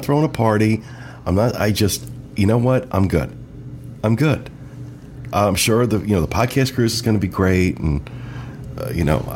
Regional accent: Weehawken, New Jersey, United States; We were both born at North Hudson Hospital in Weehawken

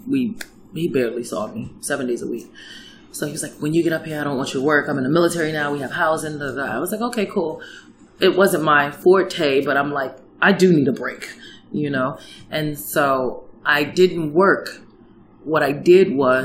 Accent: New York City, New York, United States; moved away as an adult; now in Fairbanks area, Alaska, United States; Manhattan, New York. I was born and raised here

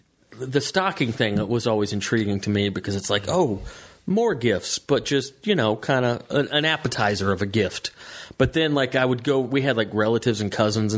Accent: Georgia, United States; moved away

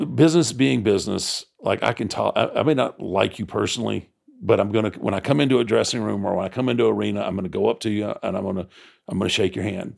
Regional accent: Texas, United States; growing up in Texas

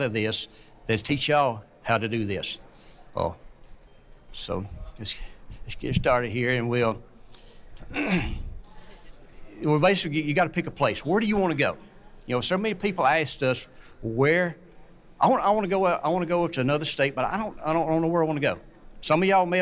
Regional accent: North Central Mississippi, United States; we're from North Central Mississippi. I grew up dog hunting, y'all.

